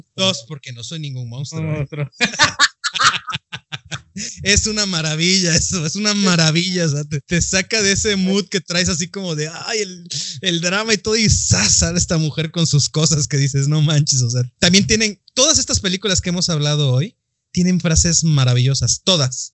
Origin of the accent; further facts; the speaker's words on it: Mexico; yo ya soy bien mexicano y bien nopal